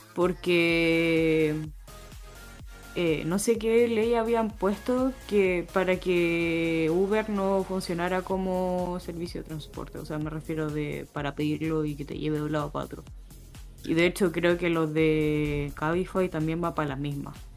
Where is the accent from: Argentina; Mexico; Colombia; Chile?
Chile; moved away as an adult; now in Spain